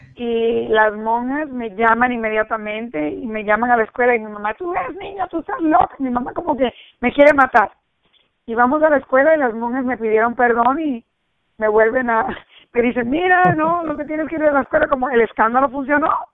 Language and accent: Spanish; New Jersey, United States; also born or lived in Cuba; yo me crié en New Jersey, vinimos de Cuba y nos, y nos criamos en New Jersey entre americanos.